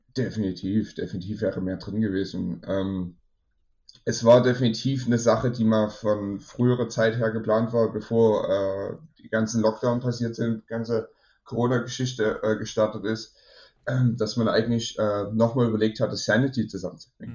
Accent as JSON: {"language": "German", "country": "Germany", "said": "ich komme aus Deutschland"}